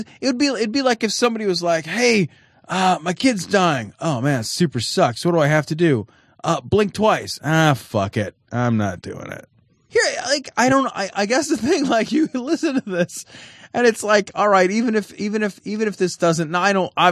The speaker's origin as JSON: {"language": "English", "country": "Canada", "said": "We don't fucking know any better. We're Canadian."}